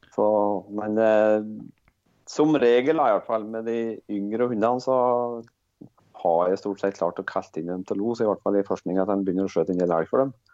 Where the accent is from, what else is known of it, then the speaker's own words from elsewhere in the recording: Rendalen, Innlandet, Norway; Jeg jeg er født og oppvoksen i Rendalen, eh, som er i bygd da i Østerdalen.